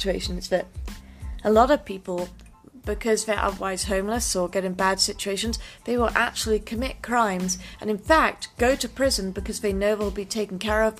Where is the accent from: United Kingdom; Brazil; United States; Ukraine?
United Kingdom; England; moved away; I grew up in England